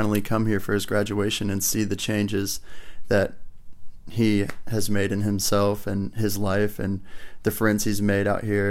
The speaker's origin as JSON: {"language": "English", "country": "United States", "said": "I'm from the United States"}